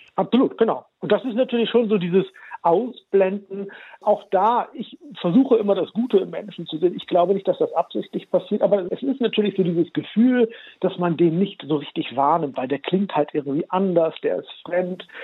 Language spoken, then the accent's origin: German; Germany; Ich bin ja in Deutschland geboren und aufgewachsen